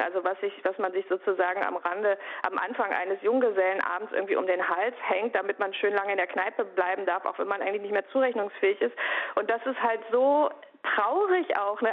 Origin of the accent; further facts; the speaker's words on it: Bochum, North Rhine-Westphalia, Germany; ich komme ja aus Bochum. Das heißt, als Kind des Ruhrgebiets